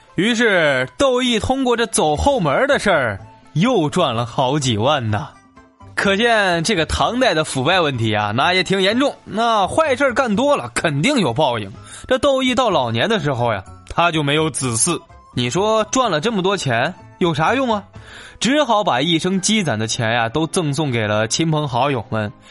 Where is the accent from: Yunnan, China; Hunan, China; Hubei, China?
Hunan, China; 咱们湖南呢是湘方言区